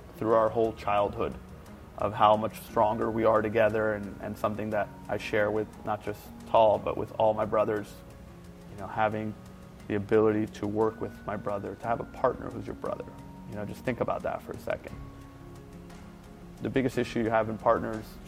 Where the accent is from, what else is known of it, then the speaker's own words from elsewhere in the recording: New York, United States; I'm from New York